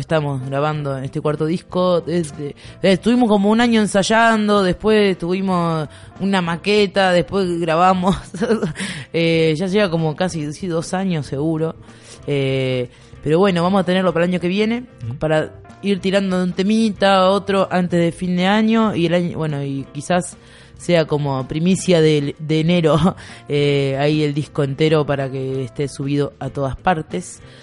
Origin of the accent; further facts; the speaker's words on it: Buenos Aires, Argentina; yo vengo de Buenos Aires